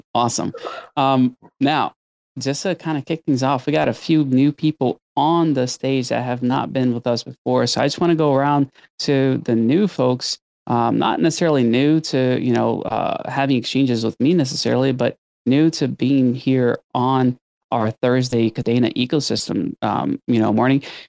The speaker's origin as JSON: {"language": "English", "country": "Brazil", "tie": "born or raised there", "moved": "yes", "said": "growing up in Brazil"}